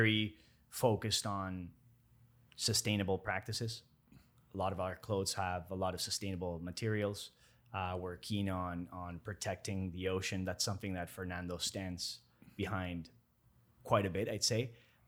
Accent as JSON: {"language": "English", "town": "Toronto", "region": "Ontario", "country": "Canada", "tie": "born or raised there", "lives_now": "Miami, United States", "said": "growing up in Toronto, spending 20 years over there, I was raised for a big chunk of my life over there."}